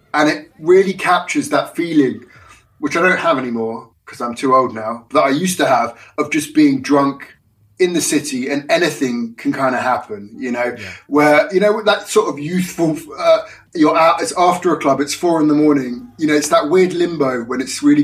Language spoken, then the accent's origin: English; London, United Kingdom; I grew up in London